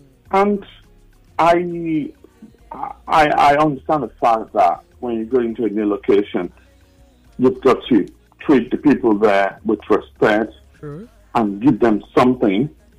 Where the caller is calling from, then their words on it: London, United Kingdom; I'm calling from Central London.